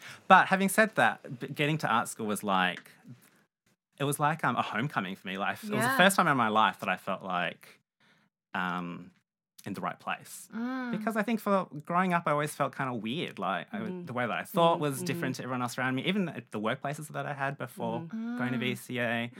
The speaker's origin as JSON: {"language": "English", "town": "Melbourne", "region": "Victoria", "country": "Australia", "tie": "born or raised there", "also_born_or_lived": "Malaysia", "said": "I was born in Malaysia. I have Chinese ancestry and my family moved to Melbourne when I was just 2 years old. Mm-hmm. So I grew up here"}